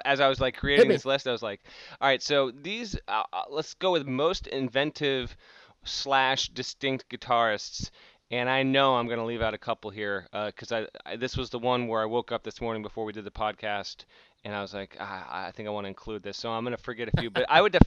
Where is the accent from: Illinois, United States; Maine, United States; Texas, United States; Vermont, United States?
Vermont, United States; I grew up in Vermont.